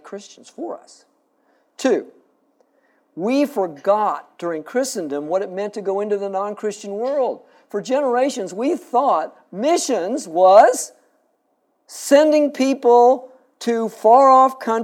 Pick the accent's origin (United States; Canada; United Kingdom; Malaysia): United States; Springfield, Missouri; now in San Antonio, United States; I grew up in Springfield, Missouri